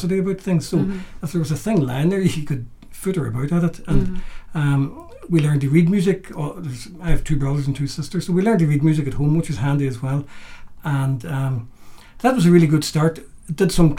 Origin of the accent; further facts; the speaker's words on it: Derry, Northern Ireland, United Kingdom; when I was growing up in Derry, the house I grew up in was very musical.